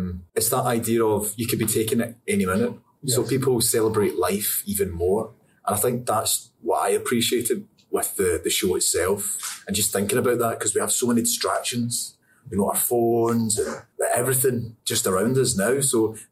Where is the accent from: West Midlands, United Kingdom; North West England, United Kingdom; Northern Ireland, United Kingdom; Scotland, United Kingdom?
Scotland, United Kingdom; I'm Scottish